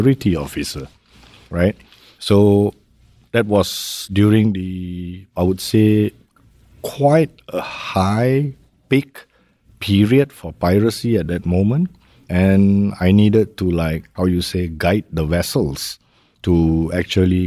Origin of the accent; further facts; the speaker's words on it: Malaysia; moved away as an adult; also born or lived in Los Angeles; now in Singapore; I'm basically a Malaysian.